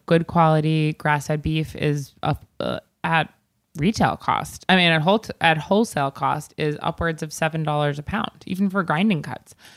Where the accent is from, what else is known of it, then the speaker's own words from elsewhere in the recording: East Coast, United States; I'm from the East Coast